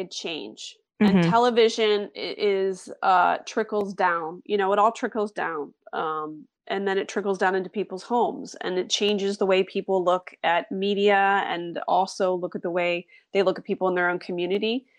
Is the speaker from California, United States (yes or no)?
no; Philadelphia, Pennsylvania, United States; I'm from Philadelphia